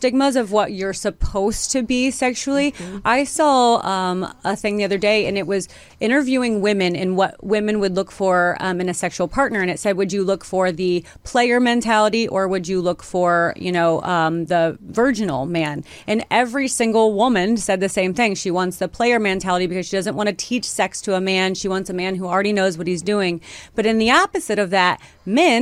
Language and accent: English; Midwest, United States; I grew up in the Midwest